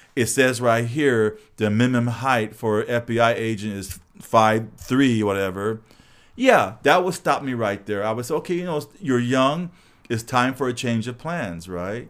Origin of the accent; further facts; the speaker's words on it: Los Angeles, California, United States; I grew up, it was all, no trees, just all buildings